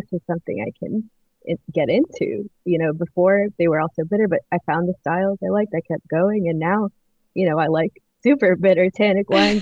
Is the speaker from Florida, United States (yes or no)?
yes; Miami, Florida, United States; I grew up in Miami, like a very hot, humid place